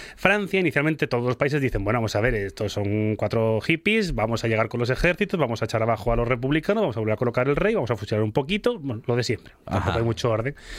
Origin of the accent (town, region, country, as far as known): Spain